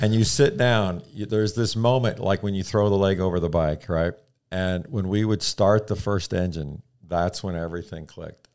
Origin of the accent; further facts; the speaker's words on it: the Midwest near St. Louis, Missouri, United States; grew up in the Midwest near uh, St. Louis, uh, small town farm country kind of thing